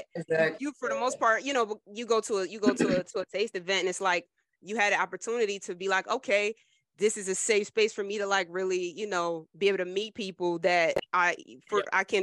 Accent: Trenton, New Jersey, United States; Jersey, I'm from Jersey. I'm from Trenton

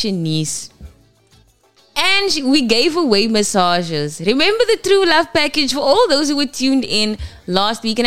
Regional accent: Kimberley, Northern Cape, South Africa; Was not too far from my hometown. That is Kimberley, baby. Because a Noordkap, baby. You can see, yeah, I am not a Cape Townian

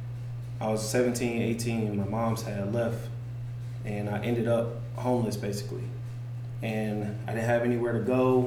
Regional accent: Marietta, Georgia, United States; I grew up in Marietta

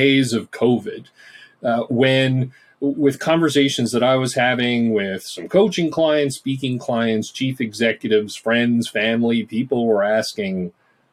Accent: Newfoundland and Labrador, Canada; moved away; I'm from Newfoundland originally, so shout out to the East Coast and the Rock. And growing up, did my undergrad in psychology at Memorial.

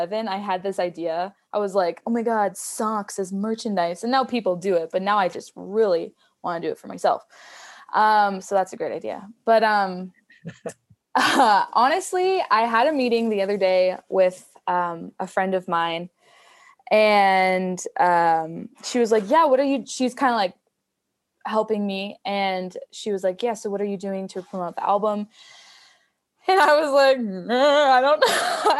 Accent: Sisters, Oregon, United States; also born or lived in Santa Fe, New Mexico; now in Denver, United States; my hometown folk festival, Sisters Folk Festival in Sisters, Oregon

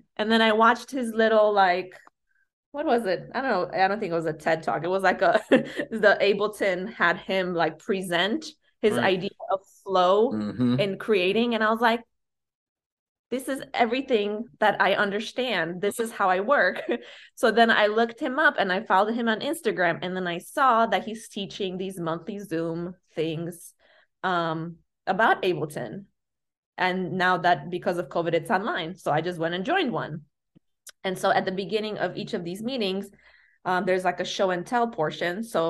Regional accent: Chicago, Illinois, United States; when I said I do house and I'm from Chicago

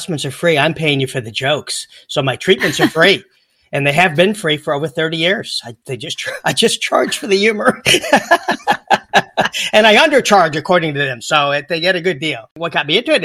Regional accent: North Carolina, United States; I'm from North Carolina, which is where Mayberry, you know, that's Andy Griffith's state

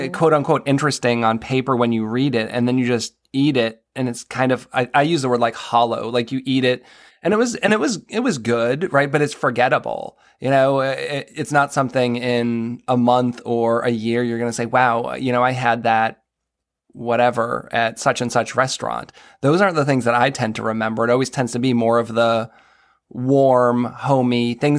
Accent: New England, United States; now in Maryland, United States; I'm from New England

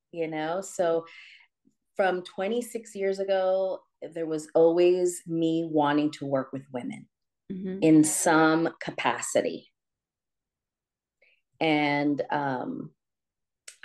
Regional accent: San Francisco, California, United States; I'm from San Francisco, Mission District

